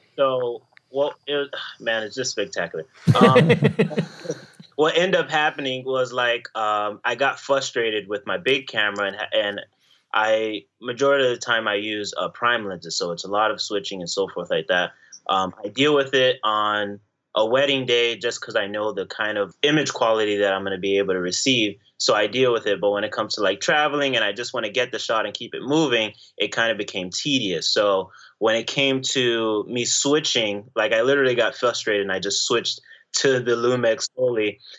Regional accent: Florida, United States; moved away as an adult; now in New York, United States; I was from I'm from Florida, but I moved to New York recently

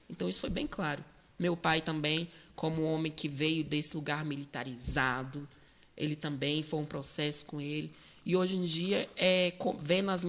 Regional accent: Brazlândia, Federal District, Brazil; Eu é, sou de Braslândia ah, essa periferia mais rural, urbana.

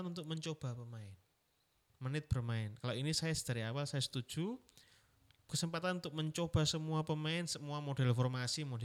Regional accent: Surabaya, East Java, Indonesia; ucapan saya arek Surabaya harus

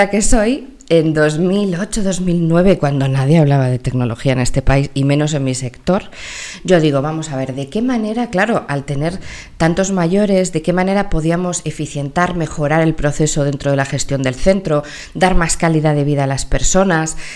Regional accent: Mexico; born there; also born or lived in United States; mis primeros cuatro años los viví en Estados Unidos porque nací en México, entonces me sale en inglés

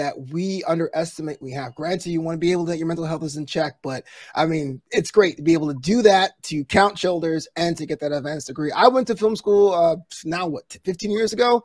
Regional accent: Brooklyn, New York, United States; I'm from Brooklyn

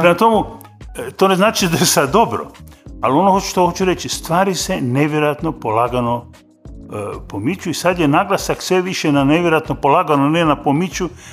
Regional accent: Zagreb, City of Zagreb, Croatia; accent: urban Kajkavian; kao urbano kajkavca iz Zagreba

